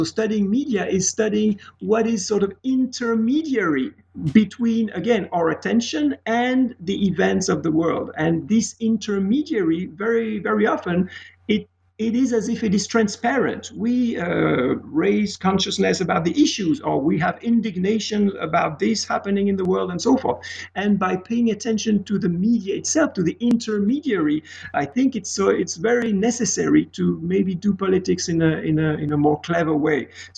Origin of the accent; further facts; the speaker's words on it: Geneva, Switzerland; English is a second language; moved away as an adult; also born or lived in Pittsburgh, United States; I am from Swiss origin in Geneva. I spent about 30 years in Geneva studying mostly literature. Then I moved to the United States of America, the beautiful city of Pittsburgh, PA